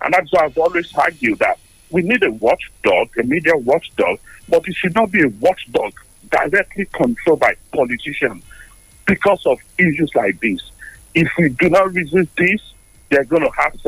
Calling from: London, United Kingdom; I'm calling you from London.

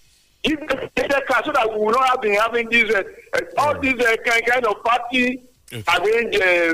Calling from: Lagos, Nigeria; Engineer …, I'm calling from Songo.

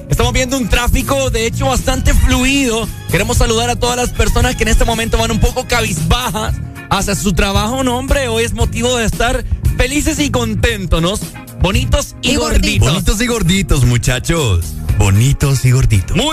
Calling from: Choluteca, Honduras; Eh, le llamamos la Sultana del Sur. Sultana del Sur. La Sultana. Soluteca.

